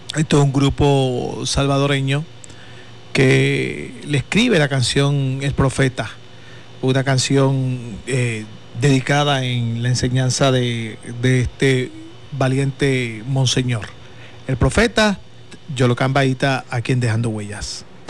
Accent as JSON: {"language": "Spanish", "country": "Puerto Rico"}